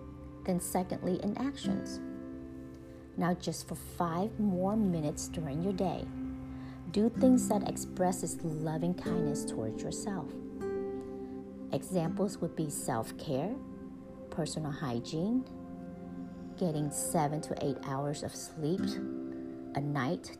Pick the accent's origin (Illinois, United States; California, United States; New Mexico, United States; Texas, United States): Texas, United States; accent: Texas; my Texas accent